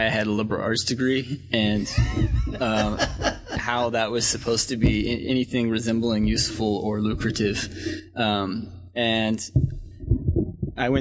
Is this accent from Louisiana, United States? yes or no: no; the Triangle, North Carolina, United States; also born or lived in Asheville, North Carolina; I'm from North Carolina. I grew up in the Triangle and moved to Asheville